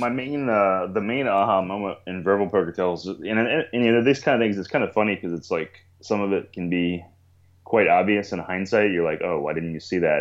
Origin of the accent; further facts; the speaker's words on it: Maryland, United States; moved away as an adult; also born or lived in Albuquerque, New Mexico; now in Portland, United States; I was born and raised in Maryland